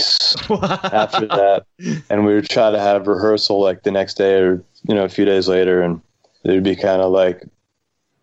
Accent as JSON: {"language": "English", "region": "New York", "country": "United States", "also_born_or_lived": "Boston", "moved": "as an adult", "said": "we're from New York"}